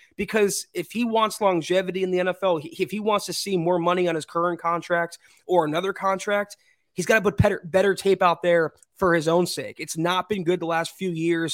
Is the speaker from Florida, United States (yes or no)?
yes; South Florida, United States; moved away as an adult; I was born and raised in South Florida for twenty-six years of my life